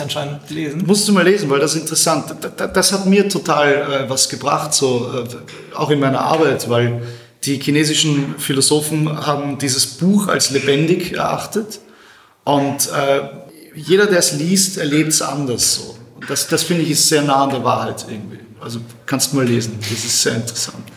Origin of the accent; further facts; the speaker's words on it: Austria; Bei uns in Österreich